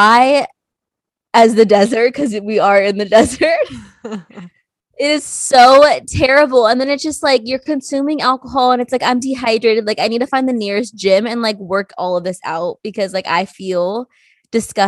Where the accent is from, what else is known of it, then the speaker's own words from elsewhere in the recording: Tulare, California, United States; moved away; I went straight to Tulare, my hometown